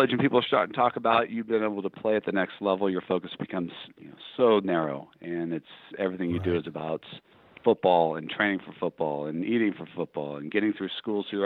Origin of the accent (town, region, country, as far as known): Orange County, California, United States; born or raised there